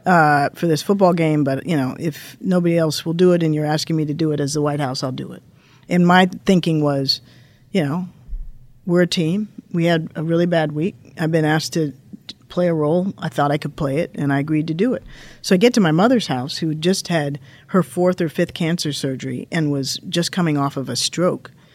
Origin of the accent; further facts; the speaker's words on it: Washington, District of Columbia, United States; I grew up in Washington, D C, born in the mid-sixties, grew up in the seventies and eighties